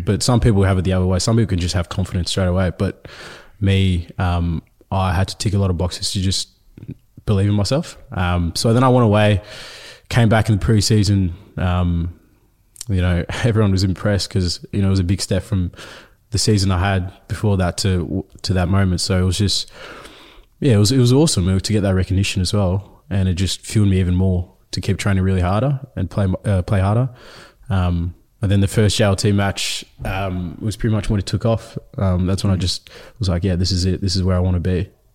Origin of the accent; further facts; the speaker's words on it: Melbourne, Victoria, Australia; first language Nuer; also born or lived in Ethiopia / South Sudan; We got accepted in two thousand seven, um, to come here in Melbourne